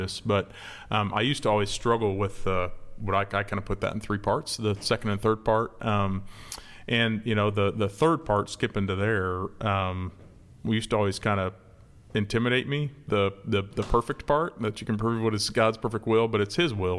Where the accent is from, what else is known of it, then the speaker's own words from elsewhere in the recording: Manhattan, Kansas, United States; moved away as an adult; also born or lived in Florida / Texas; now in Memphis, United States; I grew up in Manhattan, Kansas, where K-State is